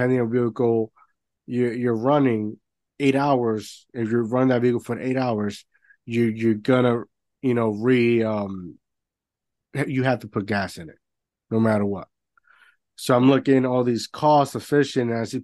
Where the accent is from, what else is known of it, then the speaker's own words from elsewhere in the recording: Puerto Rico; moved away; I grew up in Puerto Rico